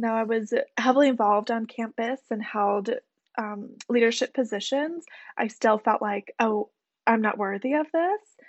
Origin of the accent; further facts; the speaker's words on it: Michigan, United States; moved away as an adult; also born or lived in Alabama; now in New York City, United States; went to the University of Alabama after being born and bred in Michigan